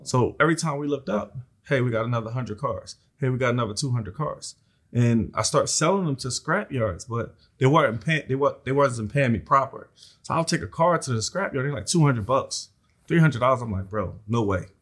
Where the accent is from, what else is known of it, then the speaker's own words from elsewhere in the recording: Philadelphia, Pennsylvania, United States; I grew up in South Philly